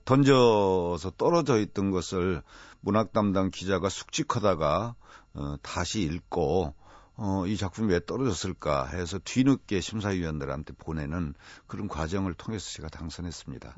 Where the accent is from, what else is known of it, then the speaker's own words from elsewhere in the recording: Nonsan, South Chungcheong, South Korea; moved away; 강경논산 사이에 이 아주 드넓은 들 동네에서 자랐거든요